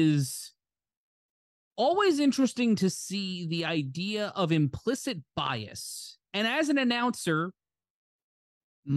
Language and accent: English; New York City, New York, United States; growing up in Brooklyn